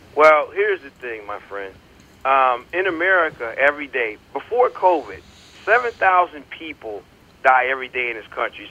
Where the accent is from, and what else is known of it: Connecticut, United States; born or raised there; moved away as an adult; also born or lived in North Carolina